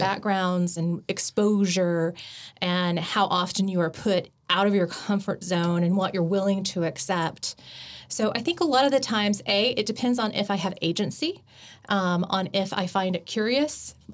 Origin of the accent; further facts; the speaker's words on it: Chickasha, Oklahoma, United States; I grew up in Chickasha, um, which was predominantly white and also black